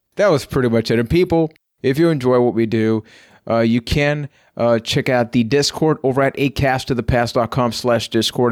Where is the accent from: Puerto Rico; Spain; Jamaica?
Puerto Rico; I am from Puerto Rico